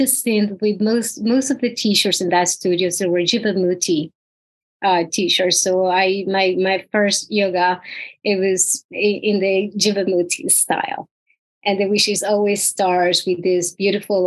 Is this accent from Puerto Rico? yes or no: yes; Puerto Rico; Puerto Rico. I am from the tiny island of Puerto Rico.